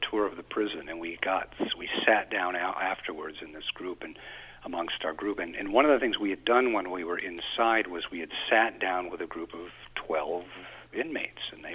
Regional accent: Plattsburgh, New York, United States; I grew up in Plattsburgh

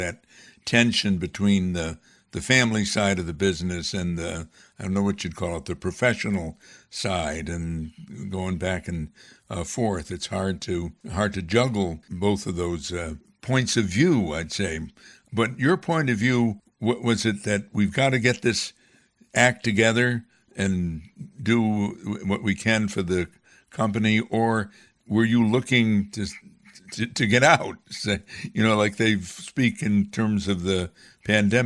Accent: Amsterdam, New York, United States; I'm not from Gloversville. I'm from Amsterdam, nearby, where the industry was

